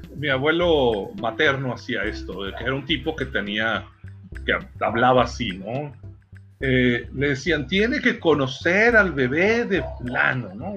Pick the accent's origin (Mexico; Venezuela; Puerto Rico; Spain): Mexico; es nuestra maldición como mexicanos